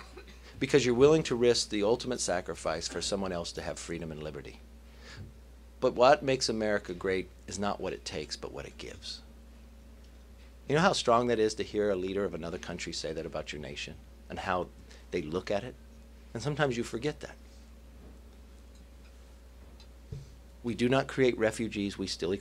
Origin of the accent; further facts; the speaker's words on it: Bakersfield, California, United States; when I grew up in Bakersfield, I grew up on the wrong side of town